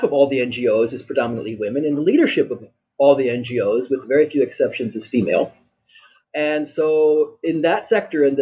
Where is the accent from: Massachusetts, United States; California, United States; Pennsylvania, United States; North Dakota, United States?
Pennsylvania, United States; Lancaster; also born or lived in Germany / Austria / Beirut, Lebanon; now in Byblos, Lebanon; I'm originally from the U.S. I'm from Lancaster, Pennsylvania